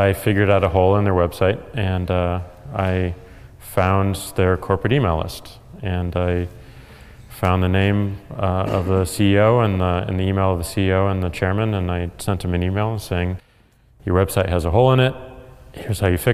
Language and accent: English; St. Louis, Missouri, United States; I'm from St. Louis, Missouri